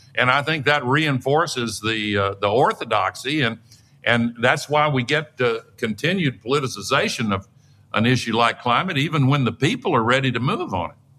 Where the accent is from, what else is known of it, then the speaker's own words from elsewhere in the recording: Tennessee, United States; my home state of Tennessee